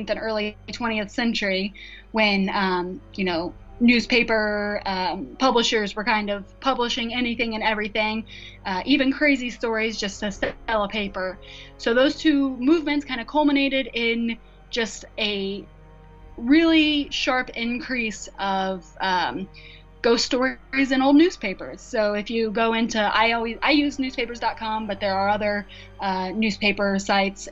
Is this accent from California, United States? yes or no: no; Indiana, United States; here in my home state of Indiana